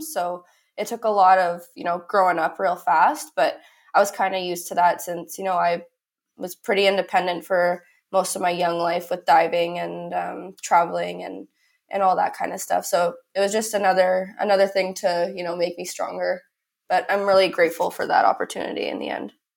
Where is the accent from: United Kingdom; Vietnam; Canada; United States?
Canada; I'm from Canada